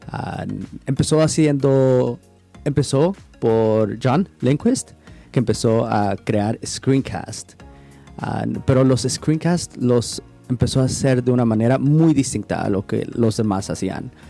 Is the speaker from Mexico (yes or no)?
yes; Mexico; also born or lived in United States; now in Portland, United States; soy mexicano. Ah, he crecido entre México y Estados Unidos. Ahorita me encuentro viviendo en Portland, Oregon